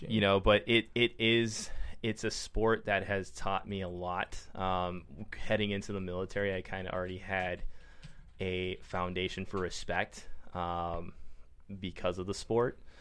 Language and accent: English; Minnesota, United States; moved away as an adult; also born or lived in Brunswick, Maine; now in San Diego, United States; I grew up in Minnesota, so it was like growing up in Minnesota again